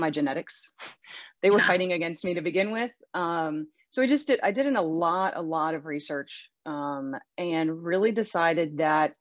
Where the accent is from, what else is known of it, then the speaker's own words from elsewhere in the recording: Western Pennsylvania, United States; I was born and raised in Western Pennsylvania